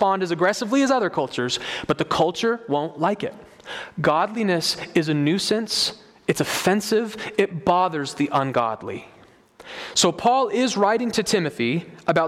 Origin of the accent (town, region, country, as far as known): United States